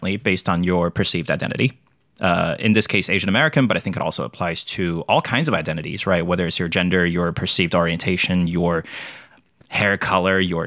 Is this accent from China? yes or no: yes; China; moved away as an adult; now in United States; I grew up in China